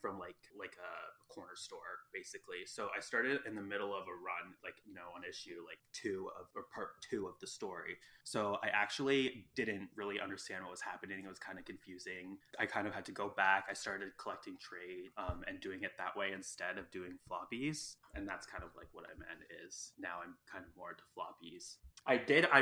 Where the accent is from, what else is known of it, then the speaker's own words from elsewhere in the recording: Ontario, Canada; I'm Canadian, so I live in Ontario, Canada, kind of near Detroit, actually.